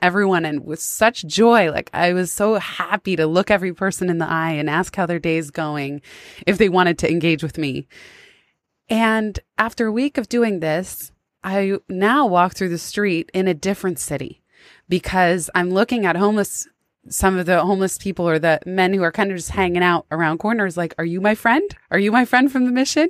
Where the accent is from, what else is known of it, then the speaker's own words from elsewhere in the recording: San Francisco, California, United States; now in New York, United States; I grew up in San Francisco